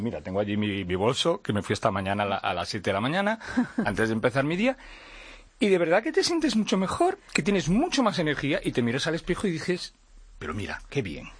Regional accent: Portugal; Spanish is a second language; yo soy portugués

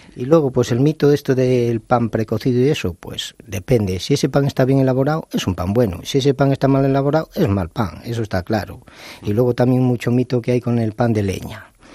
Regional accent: León, Castile and León, Spain; Yo que soy de León

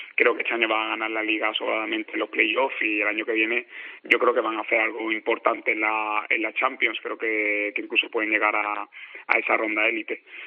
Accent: San Fernando, Andalusia, Spain; moved away as an adult; also born or lived in Jerez de la Frontera; now in Toulouse, France; yo que soy de San Fernando

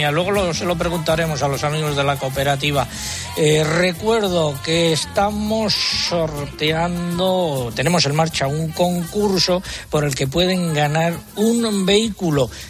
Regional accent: Adanero, Castile and León, Spain; en mi pueblo, en Adanero, en la provincia de Ávila.

